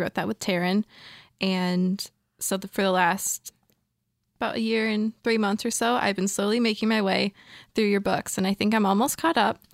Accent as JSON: {"language": "English", "region": "Michigan", "country": "United States", "tie": "born or raised there", "said": "I moved elsewhere in my home state of Michigan"}